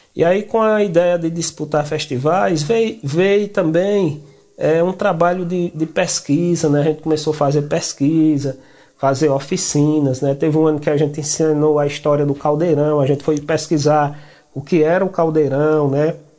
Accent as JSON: {"language": "Portuguese", "area": "Chico Gomes community", "region": "Ceará", "country": "Brazil", "said": "sou da comunidade do Chico Gomes"}